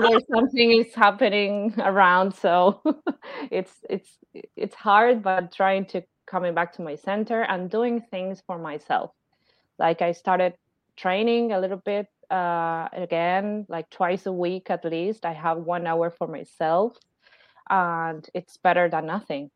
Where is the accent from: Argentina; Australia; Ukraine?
Argentina; I'm from Argentina